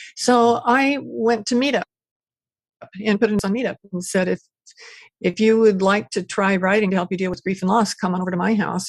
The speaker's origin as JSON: {"language": "English", "town": "Porterville", "region": "California", "country": "United States", "tie": "born or raised there", "also_born_or_lived": "Bakersfield, California / Ventura, California", "moved": "as an adult", "lives_now": "Maui, United States", "said": "I was born and raised in Central Valley uh, in a little town called Porterville."}